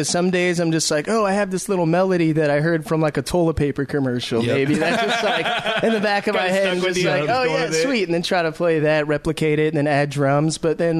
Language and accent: English; Pomona, California, United States; moved away as an adult; now in Tacoma, United States; I'm originally from Pomona, California.